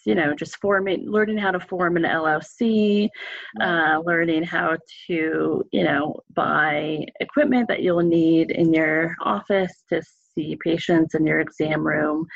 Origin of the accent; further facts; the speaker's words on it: Alexandria, Virginia, United States; moved away as an adult; also born or lived in Massachusetts / Roanoke, Virginia; now in Portland, United States; I am from Northern Virginia. I grew up in Alexandria, Virginia.